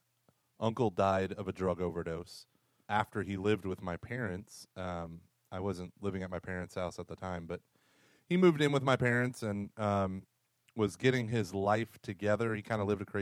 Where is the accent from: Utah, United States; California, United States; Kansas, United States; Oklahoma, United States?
Oklahoma, United States; I grew up in Oklahoma